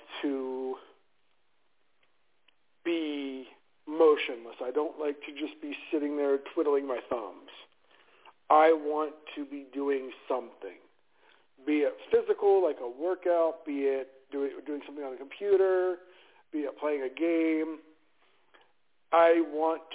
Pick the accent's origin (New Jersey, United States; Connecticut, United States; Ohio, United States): Ohio, United States; Youngstown; now in Arizona, United States; I am originally from Youngstown, Ohio, which is about halfway between Cleveland, Ohio, and Pittsburgh, Pennsylvania